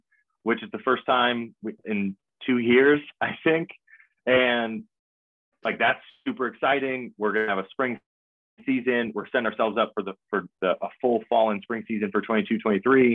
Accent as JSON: {"language": "English", "region": "Michigan", "country": "United States", "also_born_or_lived": "Hawaii / East Coast", "moved": "as an adult", "lives_now": "Oklahoma, United States", "said": "I'm from Michigan"}